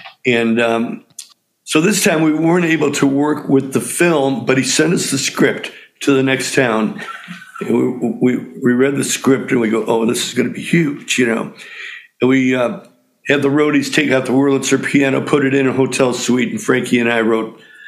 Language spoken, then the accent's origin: English; Chicago, Illinois, United States; it's all the guys that we grew up with in Chicago, the Chicago scene